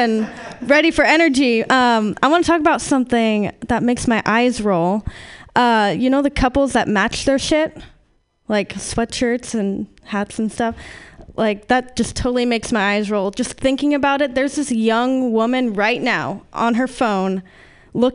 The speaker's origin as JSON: {"language": "English", "area": "Sierra Nevada", "region": "California", "country": "United States", "moved": "yes", "said": "I'm from the Sierra Nevadas, or, you know, the mountains that has a bunch of dank weed being grown"}